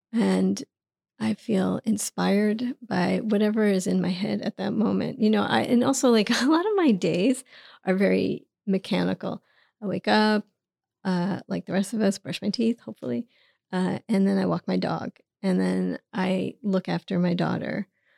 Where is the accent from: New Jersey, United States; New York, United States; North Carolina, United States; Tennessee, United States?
New York, United States; New York City; I grew up in Queens, and my father was a New York City taxi driver, checker cab. My mother was a cashier.